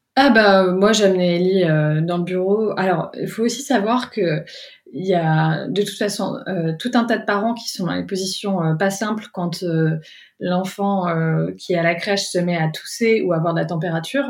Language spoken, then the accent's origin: French; France; moved away as an adult; also born or lived in Paris; now in England; en tant que Française, parce que je travaillais à Paris avant